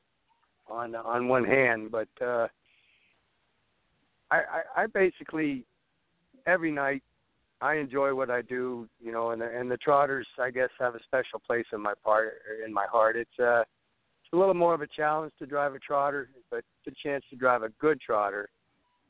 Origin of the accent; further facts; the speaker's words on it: Lexington, Kentucky, United States; I grew up in Lexington, Kentucky